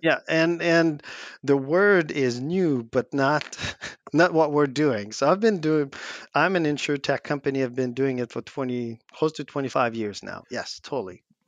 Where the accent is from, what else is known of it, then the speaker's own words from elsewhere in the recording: Quebec, Canada; we're French Canadian in a North American English only, like, continent